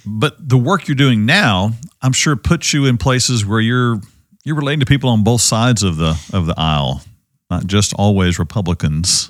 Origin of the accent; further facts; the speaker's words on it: Ovilla, Texas, United States; I grew up with Wayne, uh, as friend and, uh, and mentor here in Ovilla back in the day